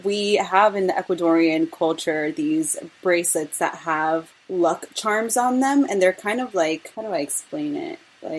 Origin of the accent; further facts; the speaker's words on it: New York City, New York, United States; also born or lived in Brooklyn / Syracuse; I identify as Latina Ecuadorian, and I was born in Brooklyn but raised in Queens, specifically in Corona, Queens.